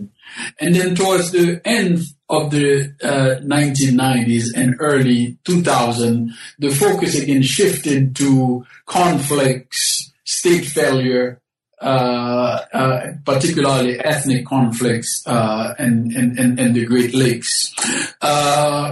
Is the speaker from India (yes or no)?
no; Haiti; also born or lived in Berkeley, United States / Binghamton, United States; now in St. Louis, United States; I was born in the Caribbean, specifically in Haiti.